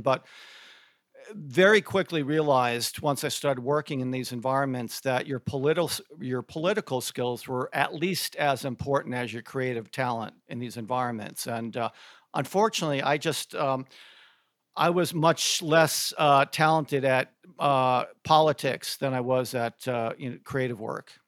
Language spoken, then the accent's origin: English; Connecticut, United States; moved away as an adult; also born or lived in Syracuse, New York / Atlanta, Georgia; I grew up in Connecticut, went to school at Syracuse, upstate New York